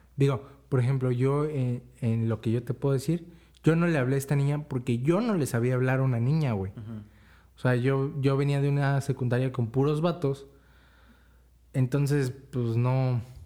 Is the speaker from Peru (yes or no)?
no; Tepatitlán de Morelos, Jalisco, Mexico; soy de Tepa